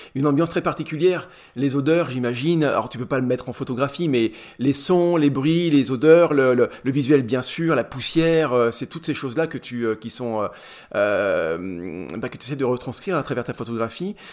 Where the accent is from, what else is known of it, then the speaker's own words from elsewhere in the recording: Charolais, Bourgogne-Franche-Comté, France; j'ai grandi dans le Charolais